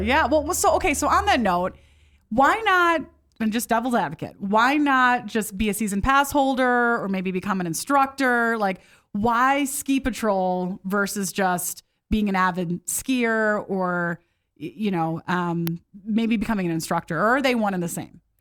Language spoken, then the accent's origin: English; Midwest, United States; moved away; I grew up in the Midwest